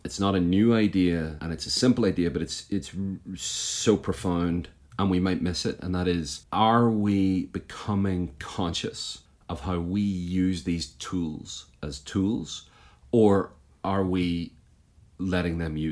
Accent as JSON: {"language": "English", "town": "Belfast", "region": "Northern Ireland", "country": "United Kingdom", "tie": "born or raised there", "moved": "as an adult", "lives_now": "United States", "said": "I was born just outside Belfast in what some people call Northern Ireland and other people call the North of Ireland. And I grew up there, and I've been in the US for the last 10 years, but I lived the first 33 years of my life in and around Belfast."}